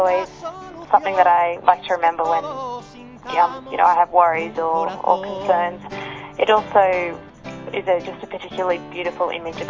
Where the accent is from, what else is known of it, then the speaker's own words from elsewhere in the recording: Sydney, New South Wales, Australia; I'm 24 years old and I'm from Sydney, Australia.